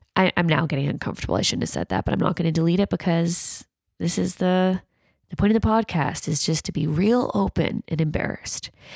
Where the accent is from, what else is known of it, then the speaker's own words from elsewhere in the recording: Canada; I say pasta 'cause I'm Canadian